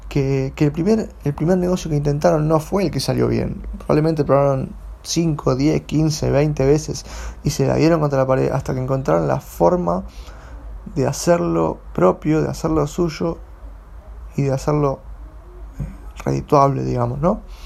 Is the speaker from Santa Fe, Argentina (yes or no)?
no; Buenos Aires, Argentina; yo soy de Buenos Aires